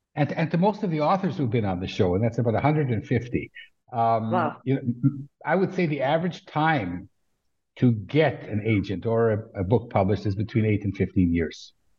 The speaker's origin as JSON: {"language": "English", "country": "Canada", "tie": "born or raised there", "also_born_or_lived": "Israel", "moved": "yes", "lives_now": "Tel Aviv area, Israel", "said": "I've lived in Israel for millions of years, but I grew up in Canada"}